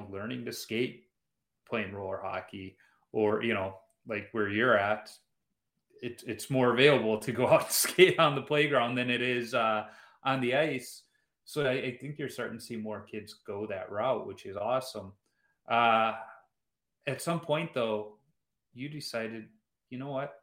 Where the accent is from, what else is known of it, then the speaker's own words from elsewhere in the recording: Chicago, Illinois, United States; being from Chicago